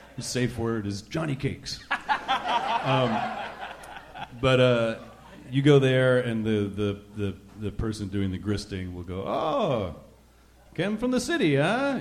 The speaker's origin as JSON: {"language": "English", "region": "New Jersey", "country": "United States", "tie": "born or raised there", "also_born_or_lived": "New York", "moved": "yes", "lives_now": "Rhode Island, United States", "said": "I grew I grew up in Jersey, just over the river. My mom's family is actually from Brooklyn, and I, I grew up in the whole area"}